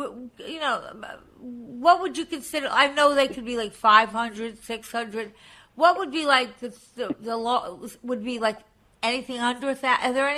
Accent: Long Island, New York, United States; I come from Long Island.

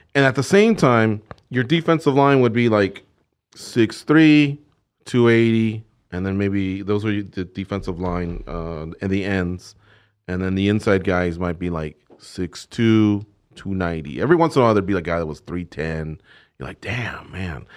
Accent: Orange County, California, United States; When we were growing up in Orange County, we're from Orange County, California

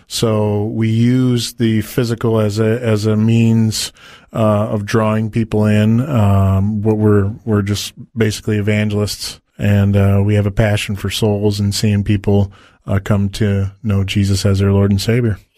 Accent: Detroit, Michigan, United States; I was born and raised in Detroit, Michigan

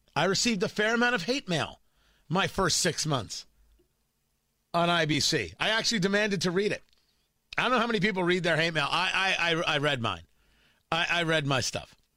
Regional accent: New Jersey, United States; also born or lived in Florida / Washington, D.C. / Los Angeles; now in Indiana, United States; The idea that I'm raising my kids in Indiana was never a thought growing up in Jersey

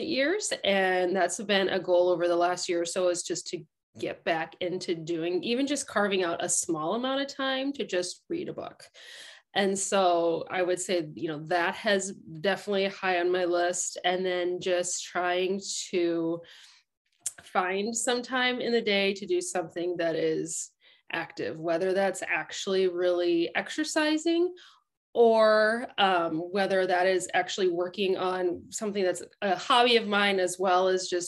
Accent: Waverly, Iowa, United States; now in Mount Vernon, United States; Originally from Waverly, Iowa, and I now live in the Mount Vernon and Lisbon area

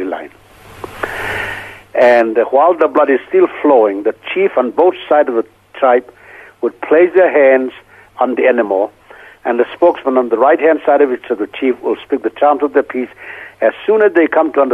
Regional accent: North-eastern India, Manipur, India; born or raised there; moved away

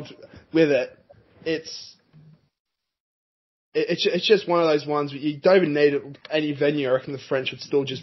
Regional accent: Australia; being an Australian

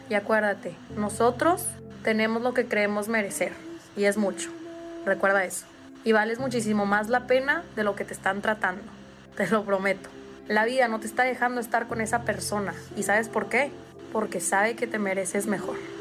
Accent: Puebla, Mexico; yo soy de Puebla, y yo recuerdo que en ese parque yo, practicaba atletismo

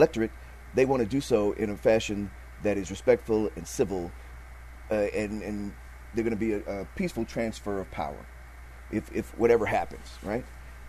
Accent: Chicago, Illinois, United States; moved away; I'm from Chicago.

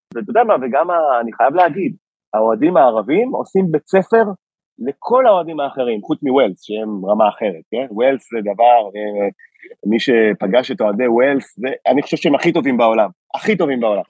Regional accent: Israel; קודם כל אני מישראל, ויש לי דרכון ישראלי

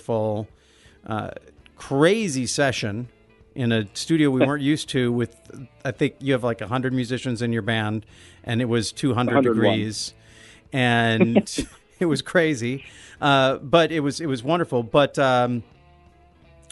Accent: Olympia, Washington, United States; moved away as an adult; also born or lived in Los Angeles; I'm from Olympia, and I moved out to LA when I was 18

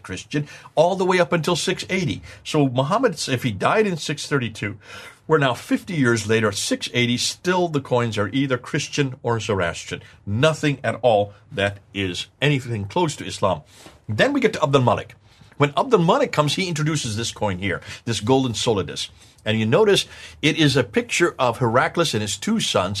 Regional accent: United States; accent: American; my American accent

